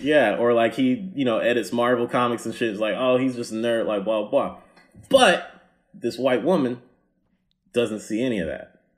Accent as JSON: {"language": "English", "region": "the South", "country": "United States", "said": "I'm from the South"}